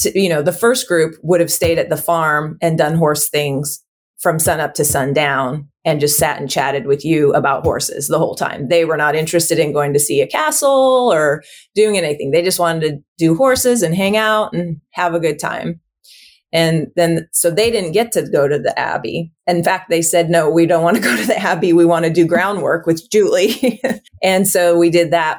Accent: Kauai, Hawaii, United States; I grew up on Kauai

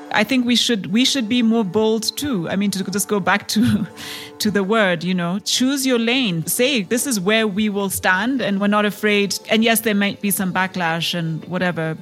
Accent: Kenya; I am a Kenyan entrepreneur

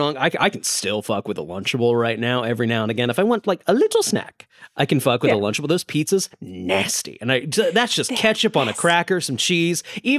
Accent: Connecticut, United States; now in New York City, United States; And I'm from Connecticut, which is a pizza town. I then moved to a pizza town where I've lived for about a decade.

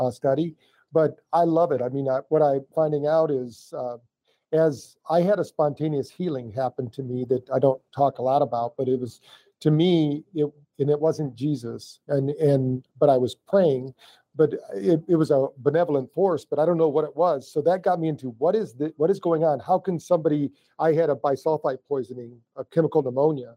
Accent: Battle Creek, Michigan, United States; I was born in Battle Creek, Michigan

